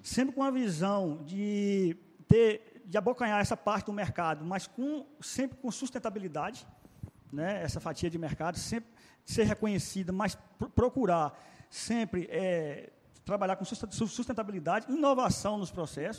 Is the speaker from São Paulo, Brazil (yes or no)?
no; Salinas, Minas Gerais, Brazil; moved away as an adult; now in Petrolina, Brazil; lá em Salinas, Minas Gerais, minha cidade natal.